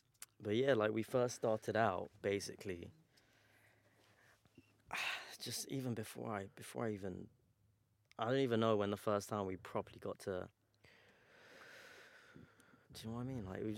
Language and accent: English; Iran; So we're obviously both Iranian. We're from the Persian community.